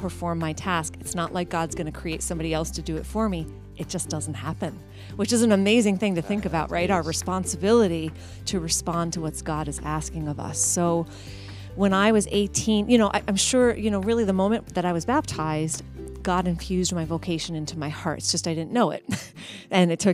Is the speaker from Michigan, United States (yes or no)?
no; Somerville, New Jersey, United States; also born or lived in Indiana; now in Philadelphia, United States; I was born and raised in Somerville, New Jersey, in a practicing Catholic family